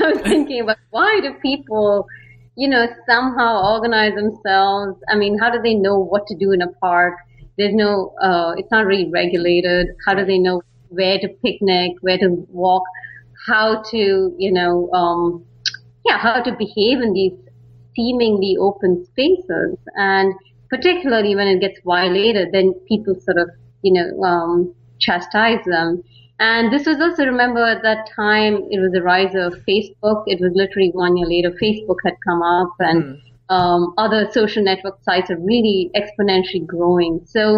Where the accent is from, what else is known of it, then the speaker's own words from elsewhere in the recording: Bangalore, Karnataka, India; now in San Francisco, United States; I'm from India. I mean, particularly Bangalore. A lot of people know it as the Silicon Valley of India. And so I grew up there and moved to San Francisco